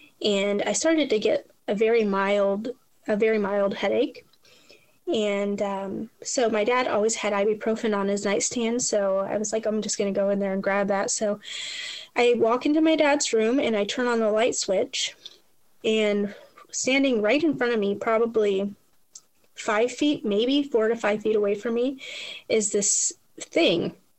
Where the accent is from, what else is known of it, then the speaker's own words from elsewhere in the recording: Toledo, Ohio, United States; now in Louisville, United States; Like I said, we moved to Louisville, so we had family back home, and we're originally from Toledo, Ohio.